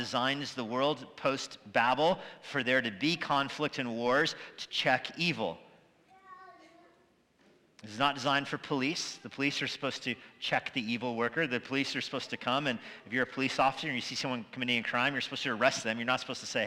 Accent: United States; As an American

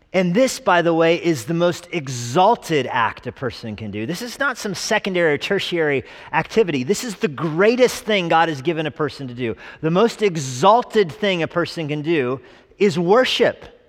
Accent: Albuquerque, New Mexico, United States; moved away; growing up in Albuquerque, New Mexico

